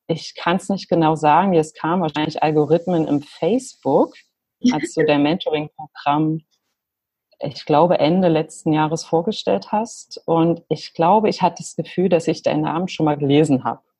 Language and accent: German; Lutherstadt Wittenberg, Saxony-Anhalt, Germany; also born or lived in Leipzig; now in New Zealand; ich bin ursprünglich aus Lutherstadt Wittenberg. Da das aber kaum jemand kennt, äh, vor allem hier in Neuseeland, sage ich natürlich nie Wittenberg.